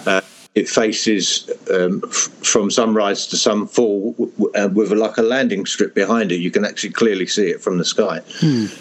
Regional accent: Hertfordshire, East of England, United Kingdom; moved away; also born or lived in Europe; I'm from England in Hertfordshire, uh, which is very green and rural

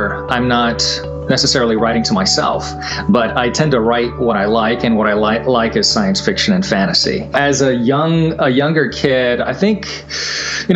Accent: Charlotte, North Carolina, United States; also born or lived in Virginia / Kentucky; I was born in Virginia, lived in Kentucky, and then, you know, grew up in Charlotte, North Carolina

